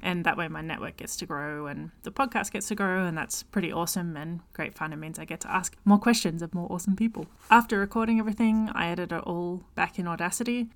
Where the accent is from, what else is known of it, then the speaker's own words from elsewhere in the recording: Victoria, Australia; accent: Australian; It's created in Victoria, Australia, hence my accent.